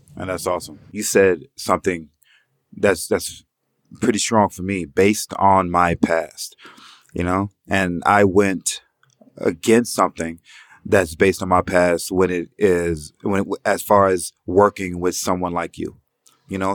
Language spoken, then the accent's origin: English; Atlanta, Georgia, United States; while we were growing up in Atlanta